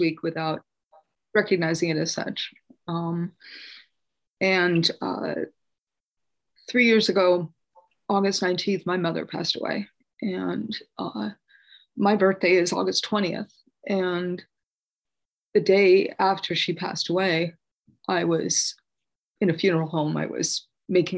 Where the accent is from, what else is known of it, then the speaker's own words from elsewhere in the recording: Los Gatos, California, United States; I was born in Los Gatos